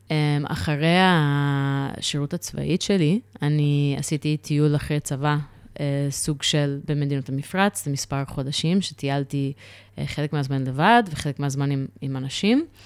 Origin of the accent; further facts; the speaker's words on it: New York, United States; now in Israel; גדלתי בניו יורק, ושם uh, אני גדלתי בסביבה של פוסט uh, uh, התאומים.